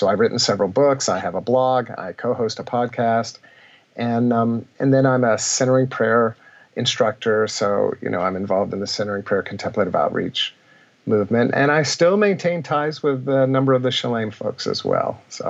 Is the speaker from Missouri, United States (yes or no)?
no; Hampton, Virginia, United States; I come from Virginia. I lived in Hampton, Virginia as a child